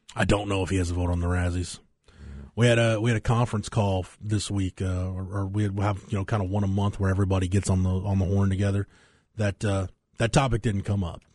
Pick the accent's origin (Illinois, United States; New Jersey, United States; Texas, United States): Texas, United States; Florence; born or raised there